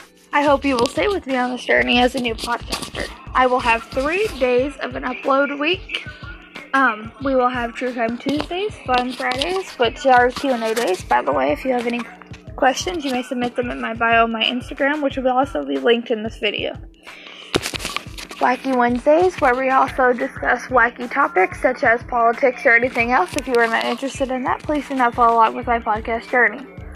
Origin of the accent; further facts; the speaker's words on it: Nashville, Tennessee, United States; I'm from Nashville, Tennessee